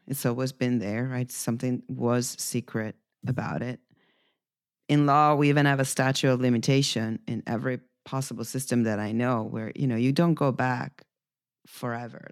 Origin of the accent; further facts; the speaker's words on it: Italy; moved away; my home country